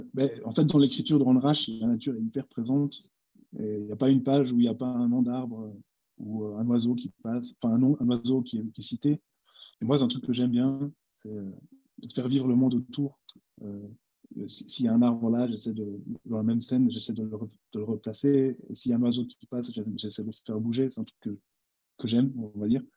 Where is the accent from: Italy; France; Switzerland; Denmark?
Switzerland; je suis jamais allé en Amérique, je suis suisse